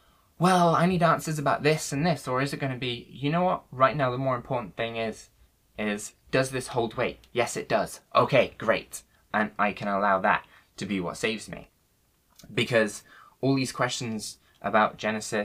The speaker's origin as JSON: {"language": "English", "town": "Worcester", "region": "West Midlands", "country": "United Kingdom", "tie": "born or raised there", "said": "when I was younger, growing up in Worcester"}